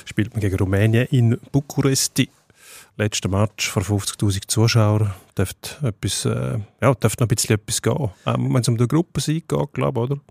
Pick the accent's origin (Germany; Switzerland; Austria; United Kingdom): Switzerland; als Schweizer